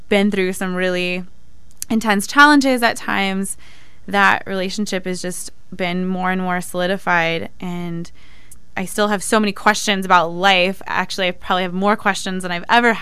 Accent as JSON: {"language": "English", "town": "Benicia", "region": "California", "country": "United States", "tie": "born or raised there", "also_born_or_lived": "San Diego", "said": "I grew up in the San Francisco Bay Area in a little town called Benicia, at least until I was a teenager, and then my family moved to San Diego"}